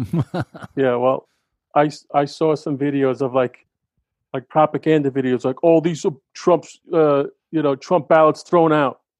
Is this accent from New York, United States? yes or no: yes; New York, United States; I'm a New Yorker